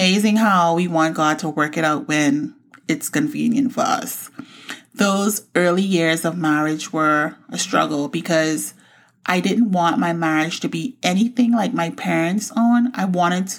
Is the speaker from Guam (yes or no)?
no; Bahamas; moved away; also born or lived in Florida; I grew up in the Bahamas and moved to Florida in 2000.